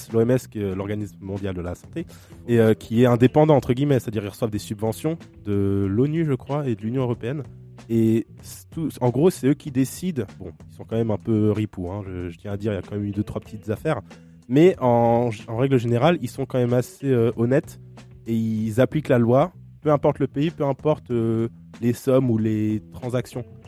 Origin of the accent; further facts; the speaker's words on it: Guadeloupe; je viens de la Goloupe